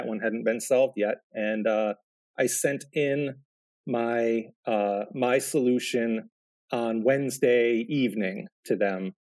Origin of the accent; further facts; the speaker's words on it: New York, United States; I'm from New York, and Montreal. I'm not all that far from Montreal, also.